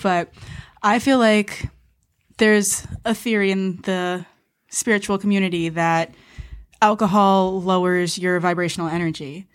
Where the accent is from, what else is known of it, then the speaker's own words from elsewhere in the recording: New York, United States; now in Los Angeles, United States; I grew up in Manhattan